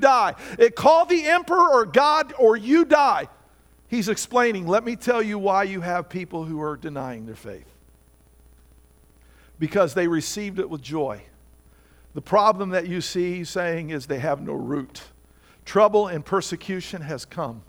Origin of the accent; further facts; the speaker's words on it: Indiana, United States; now in Virginia, United States; I grew up in Indiana where everything has 6 to 10 inches of topsoil on it